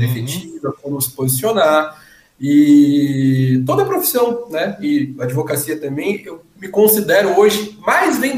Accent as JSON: {"language": "Portuguese", "town": "Suzano", "region": "São Paulo", "country": "Brazil", "tie": "born or raised there", "said": "Suzano, né? No antigo São Sebastião."}